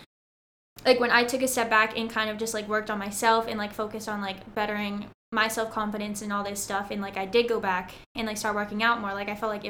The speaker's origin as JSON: {"language": "English", "region": "Southern California", "country": "United States", "said": "I'm from Southern California"}